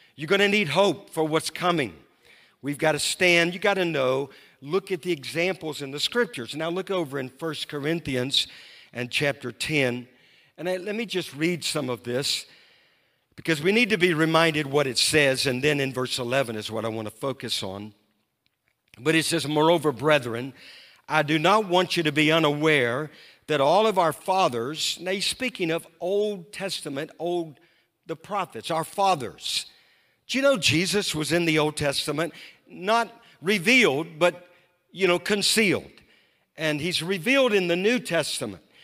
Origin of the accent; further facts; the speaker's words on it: Louisiana, United States; now in Moravian Falls, United States; I grew up in Louisiana